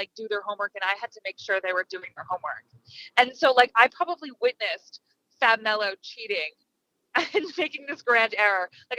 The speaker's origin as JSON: {"language": "English", "region": "South Florida", "country": "United States", "tie": "born or raised there", "also_born_or_lived": "Syracuse", "moved": "as an adult", "said": "I grew up in South Florida."}